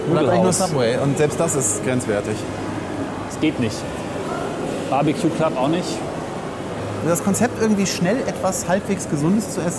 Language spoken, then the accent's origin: German; Langenfeld, North Rhine-Westphalia, Germany; Also in meiner Heimatstadt Langenfeld ist vor kurzem was Ähnliches passiert.